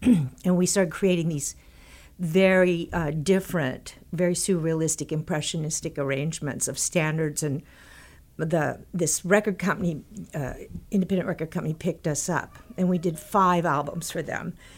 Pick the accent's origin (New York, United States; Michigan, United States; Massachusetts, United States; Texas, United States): Texas, United States; when I was growing up in Texas